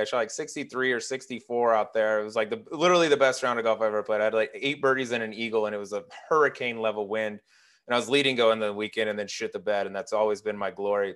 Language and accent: English; Colorado, United States; also born or lived in Little Rock, Arkansas; I was born in Little Rock. I grew, I grew up in Arkansas for, like, eight years, um, but then I moved to Colorado, so Colorado is, like, where I'm from